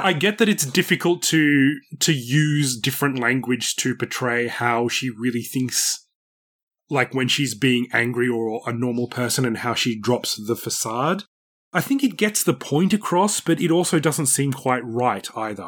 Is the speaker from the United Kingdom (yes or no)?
no; Australia; moved away; also born or lived in Japan; as an Australian